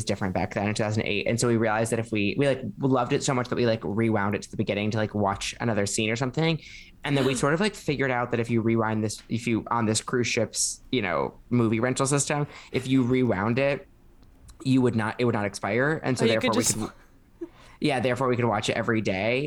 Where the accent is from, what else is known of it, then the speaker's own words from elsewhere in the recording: Chicago, Illinois, United States; I'm from Chicago